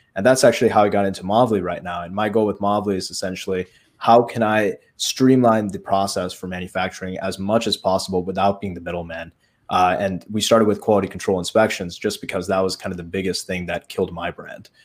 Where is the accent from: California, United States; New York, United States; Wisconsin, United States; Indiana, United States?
Indiana, United States; Chesterton; a foot doctor here in Chesterton. That's my hometown. and, it's in Indiana